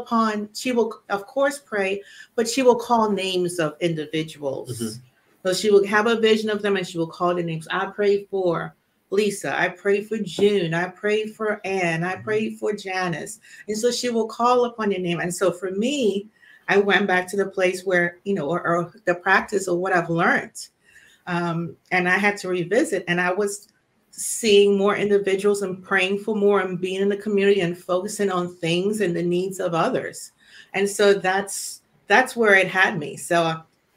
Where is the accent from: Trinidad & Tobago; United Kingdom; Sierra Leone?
Trinidad & Tobago; now in United States; I grew up in the Caribbean. You know, I'm Trinidadian, born and raised